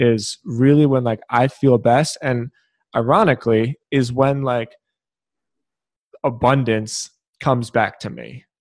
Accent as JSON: {"language": "English", "town": "Philadelphia", "region": "Pennsylvania", "country": "United States", "said": "I'm from Philadelphia."}